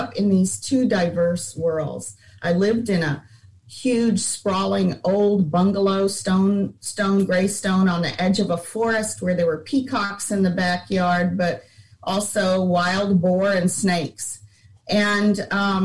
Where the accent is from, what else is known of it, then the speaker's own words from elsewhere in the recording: South India, India; moved away as an adult; now in Dallas, United States; I grew up in India completely from birth. And then I left there when I finished high school 18 years later.